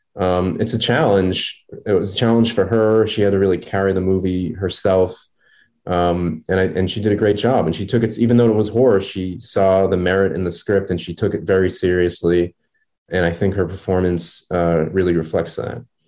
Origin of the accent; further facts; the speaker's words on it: Revere, Massachusetts, United States; moved away; my hometown theater of uh, Revere